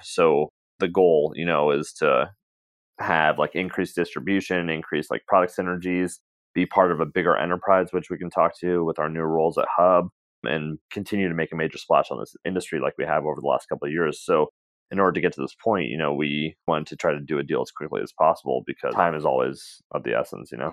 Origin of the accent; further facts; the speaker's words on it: West Coast, United States; we're from the West Coast.